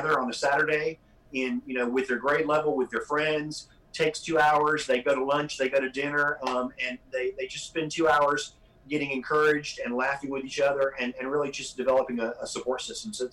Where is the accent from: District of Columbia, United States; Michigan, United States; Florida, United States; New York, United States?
Florida, United States; moved away; I grew up in Florida